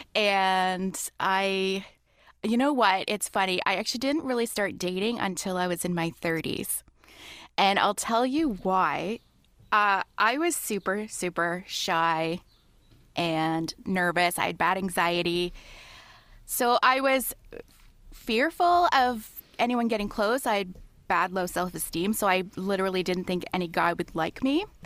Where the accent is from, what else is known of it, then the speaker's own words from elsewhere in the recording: London, Ontario, Canada; also born or lived in Toronto, Canada; even when I lived in Toronto, I would say I'm from London, which is literally two hours away